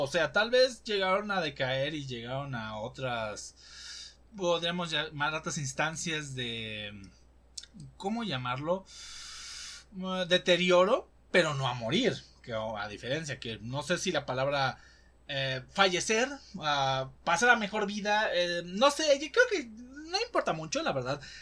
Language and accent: Spanish; Mexico; los que somos mexicanos